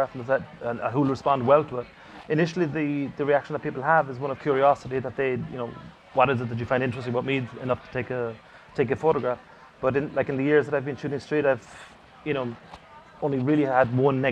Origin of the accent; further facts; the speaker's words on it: Cork, Munster, Ireland; my hometown in Cork